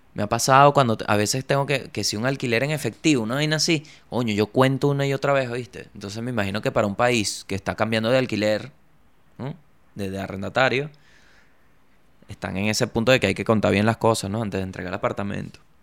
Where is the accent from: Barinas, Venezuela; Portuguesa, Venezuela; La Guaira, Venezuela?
La Guaira, Venezuela; moved away; also born or lived in Chile; yo vengo de la Guaira.